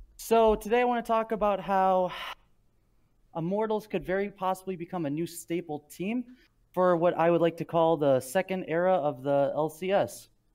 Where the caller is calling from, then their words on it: Princeton, Illinois, United States; I'm calling from Princeton, Illinois